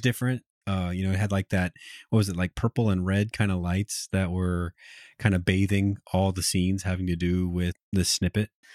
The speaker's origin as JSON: {"language": "English", "country": "United States", "said": "as an American, that it does make up some amount of my identity"}